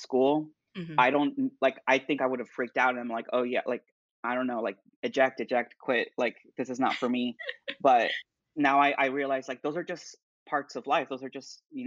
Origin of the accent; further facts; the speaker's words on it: Duluth, Georgia, United States; also born or lived in Atlanta, Georgia; I'm originally from Duluth, Georgia, so just about 30, 40 minutes north